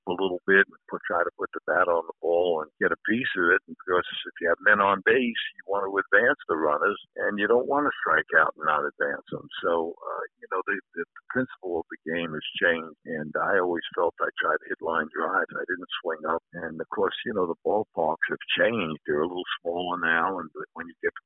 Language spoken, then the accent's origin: English; New York City, New York, United States; I was a Yankee fan growing up in the Bronx